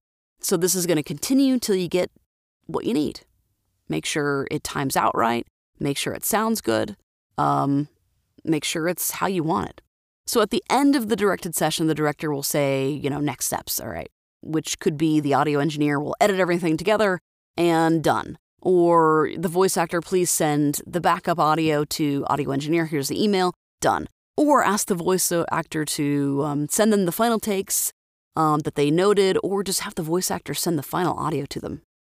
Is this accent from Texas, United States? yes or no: no; Florida, United States; now in Idaho, United States; so I have a Florida phone number, which is where I'm from, born, raised, and but now I live in Idaho